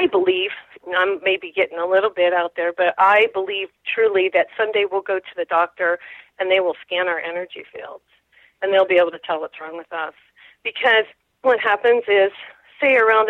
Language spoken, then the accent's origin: English; New Mexico, United States; I'm from New Mexico